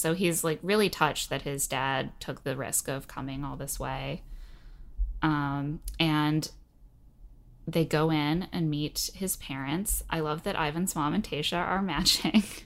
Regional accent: Indiana, United States; moved away; I also was born and raised in Indiana

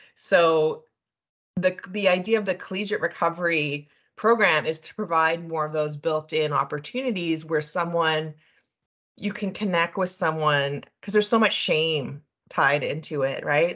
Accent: New Brunswick, Canada; moved away as an adult; also born or lived in Montreal, Quebec; now in Calgary, Canada; I'm actually originally from the East Coast, so I grew up in New Brunswick.

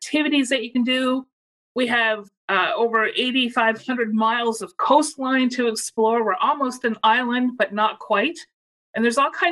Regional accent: Nova Scotia, Canada; I'm born and raised in Nova Scotia.

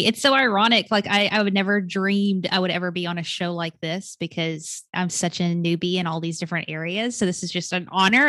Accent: Arkansas, United States; now in Atlanta, United States; I was born and raised in Arkansas, stuck to the South, still Southern.

